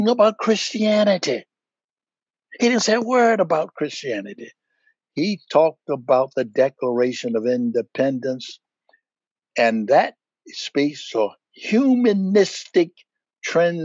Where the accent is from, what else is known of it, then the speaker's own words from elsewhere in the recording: United States; I'm American, as American as going to get.